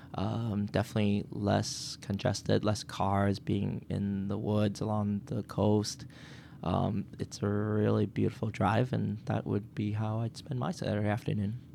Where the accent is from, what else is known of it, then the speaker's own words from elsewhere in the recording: Quincy, Massachusetts, United States; also born or lived in Boston; we lived in Boston and my parents saw an opportunity to move to Quincy for the school system